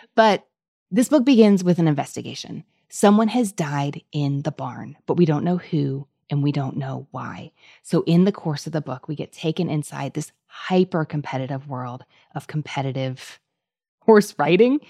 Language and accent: English; Kentucky, United States; also born or lived in Louisville; I'm from Kentucky, but I live in Louisville.